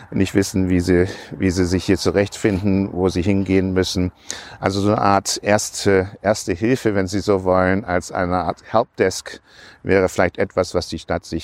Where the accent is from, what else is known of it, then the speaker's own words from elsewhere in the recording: Hong Kong; now in Germany; Wir sind in Hongkong aufgewachsen, deswegen habe ich schon, schon seit langer Zeit einen Bezug zu der englischen Grundkolonie Hongkong, britische Kultur, das hat mich schon immer fasziniert. Und für mich war es einfach ein Wunsch, wieder nach Deutschland zurückzukommen.